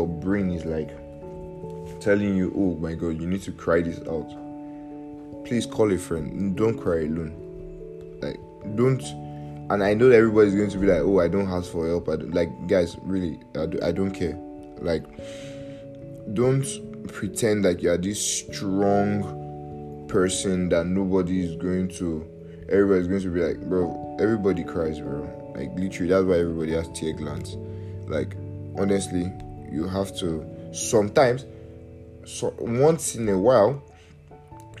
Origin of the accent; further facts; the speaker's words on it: Nigeria; I'm Nigerian